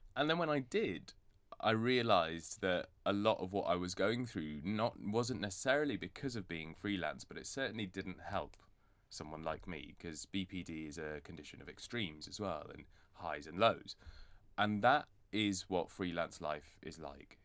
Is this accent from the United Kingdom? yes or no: yes; Bradford, Yorkshire and the Humber, United Kingdom; moved away as an adult; also born or lived in Edinburgh; I was born and raised in Bradford